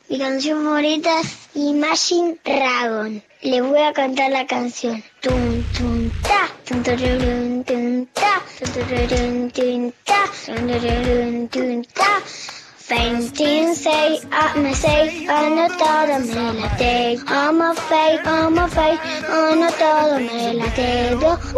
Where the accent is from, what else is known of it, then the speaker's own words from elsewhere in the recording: Posadas, Misiones, Argentina; Tengo 11 años, eh, pertenezco a Erillitos Sinfónicos, soy de Posadas Misiones